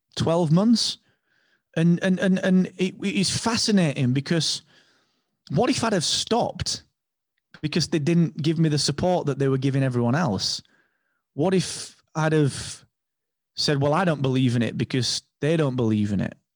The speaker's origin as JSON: {"language": "English", "region": "England", "country": "United Kingdom", "said": "I'm English"}